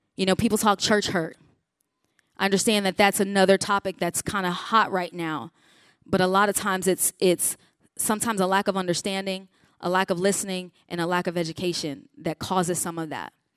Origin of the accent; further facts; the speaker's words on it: Chicago, Illinois, United States; I grew up in the Chicago region